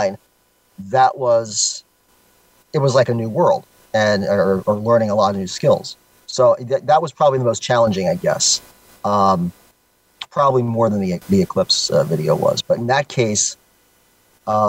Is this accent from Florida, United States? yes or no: yes; Florida, United States; moved away; I'm a Floridian by nature as a native